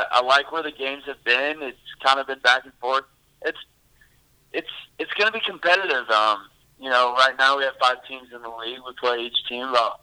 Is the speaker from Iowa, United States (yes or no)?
yes; Storm Lake, Iowa, United States; born and raised in Storm Lake. I've been here my whole life